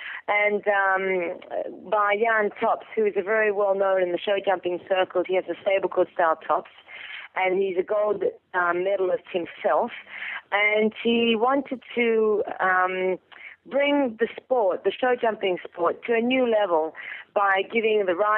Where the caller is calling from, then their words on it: Italy; I'm calling from Italy.